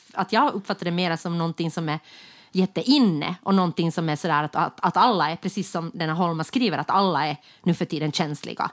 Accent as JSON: {"language": "Swedish", "town": "Jakobstad", "region": "Ostrobothnia", "country": "Finland", "tie": "born or raised there", "moved": "yes", "lives_now": "Stockholm, Sweden", "said": "Jakobstad, mm. där, mm-hmm. jag, där jag kommer ifrån"}